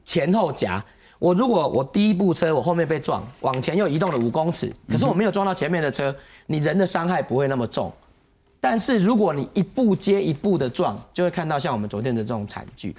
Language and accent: Chinese; Taiwan; 我们台湾人